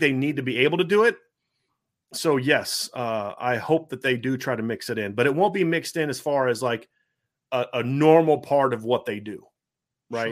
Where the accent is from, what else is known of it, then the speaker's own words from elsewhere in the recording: Ohio, United States; growing up in Ohio